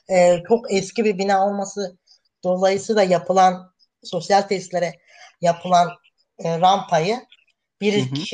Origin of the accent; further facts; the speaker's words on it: Merzifon, Amasya, Turkey; born there; e, Amasya Merzifon. Doğumluyum